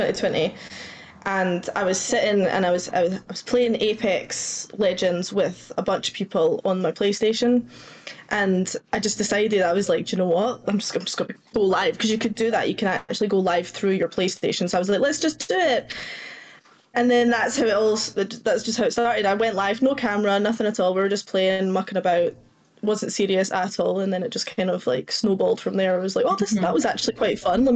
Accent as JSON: {"language": "English", "region": "Scotland", "country": "United Kingdom", "tie": "born or raised there", "accent": "Scottish"}